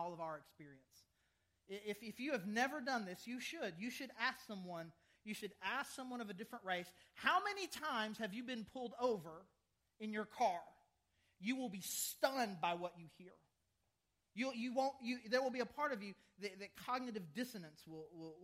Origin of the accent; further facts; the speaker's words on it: the South, United States; I'm from the South